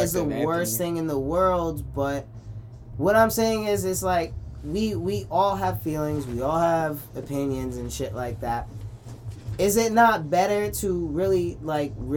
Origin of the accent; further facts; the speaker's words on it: New York City, New York, United States; I'm from Flatbush